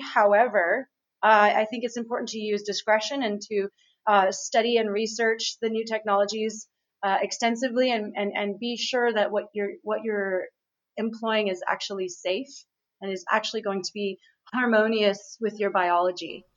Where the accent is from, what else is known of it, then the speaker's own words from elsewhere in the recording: Montreal, Quebec, Canada; right now I'm in Aruba. I'm in the Caribbean, um, but I'm actually from Montreal.